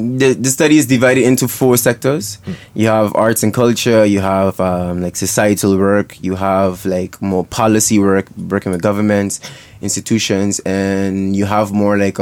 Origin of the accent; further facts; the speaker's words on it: Sint Maarten; moved away as an adult; now in Netherlands; born and raised in St. Martin